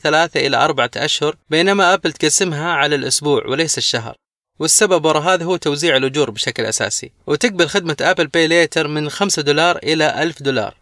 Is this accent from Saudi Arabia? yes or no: yes; Saudi Arabia; عندنا في السعودية